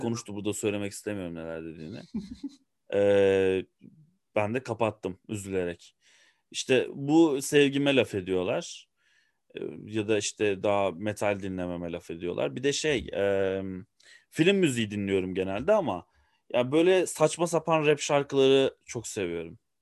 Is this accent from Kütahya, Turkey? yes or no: no; Ankara, Turkey; Ben bir Ankaralıyım. Ee, Ankara'da doğdum, Ankara'da büyüdüm.